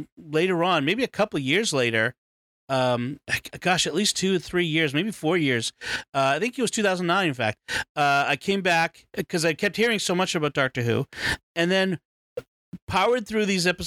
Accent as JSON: {"language": "English", "country": "United States", "said": "being an American kid"}